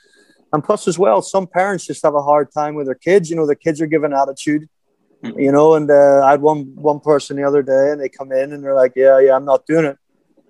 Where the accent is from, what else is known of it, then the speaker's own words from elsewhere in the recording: Ireland; now in Thailand; you growing up in South Africa, me growing up in Ireland, we used to pick a ball for 3 hours a day.